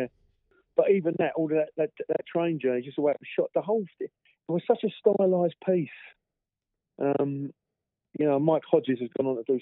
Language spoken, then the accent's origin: English; London, United Kingdom; I was born in East London, mm-hmm. I moved over to South East London